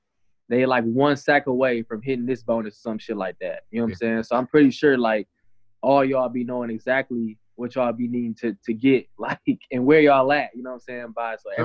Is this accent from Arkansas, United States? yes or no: no; Flint, Michigan, United States; I'm from Flint. We from the same place.